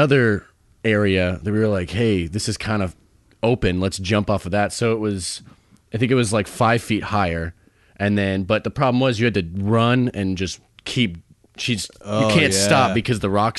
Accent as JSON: {"language": "English", "town": "Palestine", "region": "Texas", "country": "United States", "tie": "born or raised there", "said": "I grew up in Palestine."}